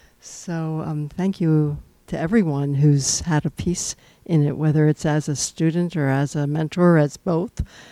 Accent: San Francisco, California, United States; I'm from San Francisco.

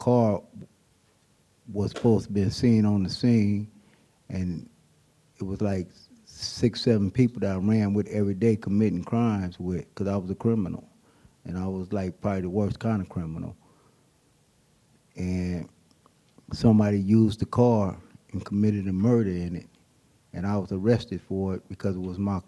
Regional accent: Oakland, California, United States; also born or lived in San Francisco, California; I was born in San Francisco. I lived in Hunters Point. We moved when I was about 7, 8 years old, moved to Oakland.

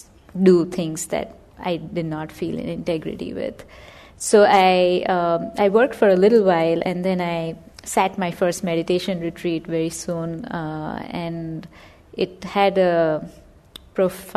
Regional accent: India; moved away as an adult; now in United States; I was born and raised in India, and I came to the U.S. To study.

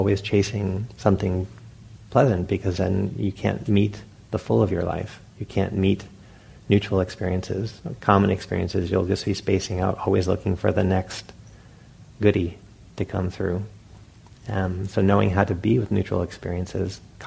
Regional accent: Providence, Rhode Island, United States; when I was a young boy, I grew up in Providence, Rhode Island

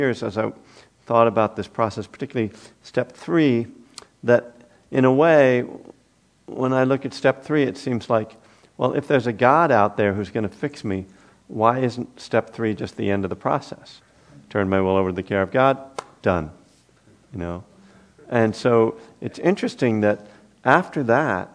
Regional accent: East Coast, United States; moved away; also born or lived in Boston; I'm from the East Coast too. So, and I actually lived in Boston.

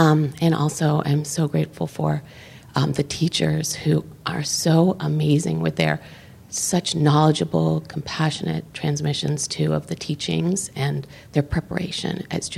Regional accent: Redwood City, California, United States; from Redwood City.

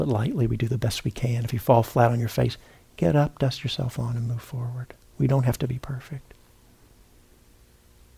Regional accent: Memphis, Tennessee, United States; I was born and raised in Memphis, Tennessee

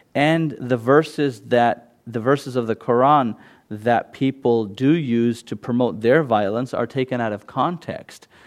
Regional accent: San Jose, California, United States; first language Gujarati; English is a second language; also born or lived in London, United Kingdom; I've lived in San Jose since I was five

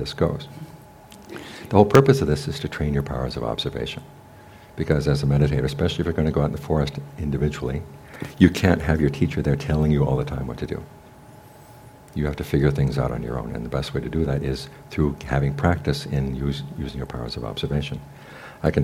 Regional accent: United States; also born or lived in Thailand; we were raised in American high schools where it was the intelligent students were disrespectful to the teachers

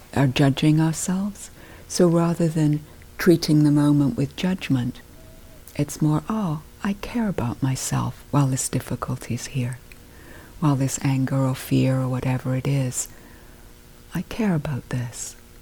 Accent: United Kingdom; being British, I grew up

